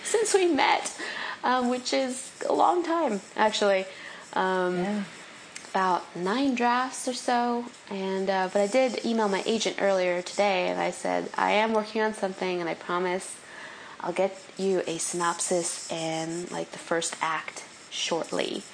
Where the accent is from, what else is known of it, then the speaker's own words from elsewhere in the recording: California, United States; moved away as an adult; also born or lived in New York City / the South; being a Californian